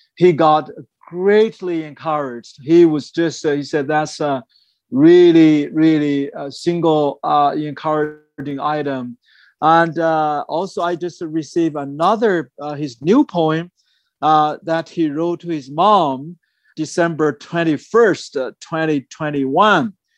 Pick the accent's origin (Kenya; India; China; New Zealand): China; moved away; when I was at my hometown area